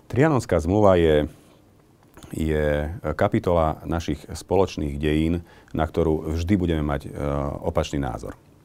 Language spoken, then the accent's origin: Slovak; Medzibodrožie, Košice Region, Slovakia; hlavne tam na medzibodroží, odkiaľ pochádzam